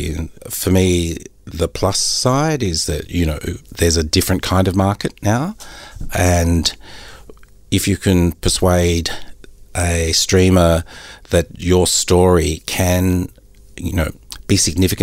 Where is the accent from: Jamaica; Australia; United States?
Australia; Christian and I are Australians.